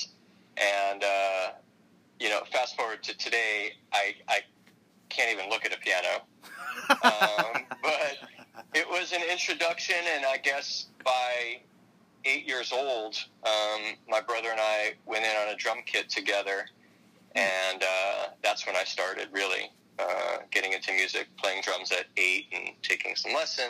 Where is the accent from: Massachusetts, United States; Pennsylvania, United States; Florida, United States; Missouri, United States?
Florida, United States; Miami; I'm a local boy, born and raised in Miami. I was born at Mount Sinai Hospital, Miami Beach